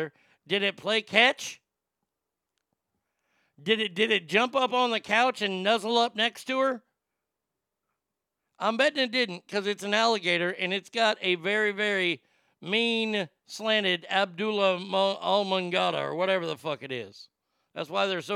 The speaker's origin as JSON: {"language": "English", "region": "Texas", "country": "United States", "tie": "born or raised there", "said": "my home state of Texas"}